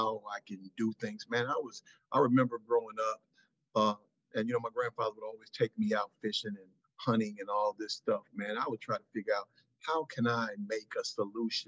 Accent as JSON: {"language": "English", "town": "St. Louis", "region": "Missouri", "country": "United States", "tie": "born or raised there", "said": "I was born here in St. Louis"}